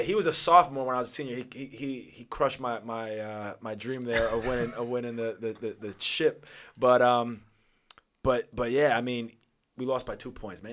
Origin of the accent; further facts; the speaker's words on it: Huntington, New York, United States; also born or lived in Los Angeles, California; I'm from Huntington